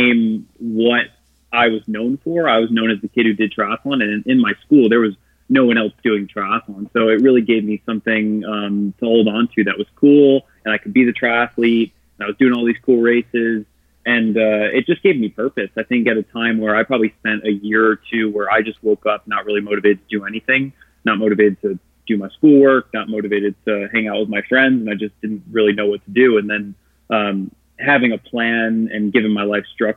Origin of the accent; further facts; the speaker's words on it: Glenview, Illinois, United States; I am originally from Chicago, Illinois, a little town outside Chicago called Glenview. And I grew up playing traditional sports.